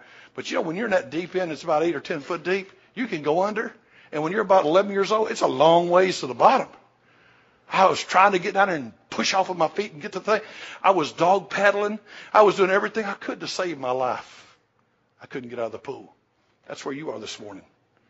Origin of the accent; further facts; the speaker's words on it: McEwen, Tennessee, United States; I'm from McEwen, Tennessee, bless God. I grew up on a farm.